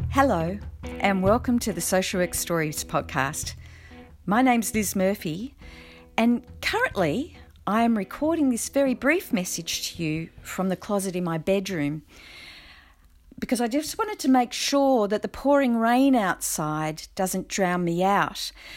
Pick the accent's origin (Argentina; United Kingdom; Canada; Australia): Australia; New South Wales; in my home state of New South Wales